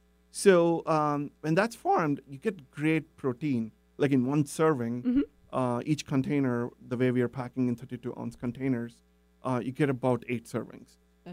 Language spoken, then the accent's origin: English; India; moved away; growing up in India